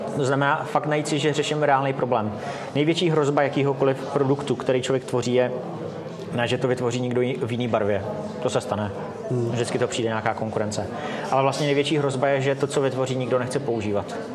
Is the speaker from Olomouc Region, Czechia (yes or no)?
no; Mariánské Lázně, Karlovy Vary Region, Czechia; now in Prague, Czech Republic; další půlku života už žiju v Praze, ale hmm. původem jsem z Mariánských lázní.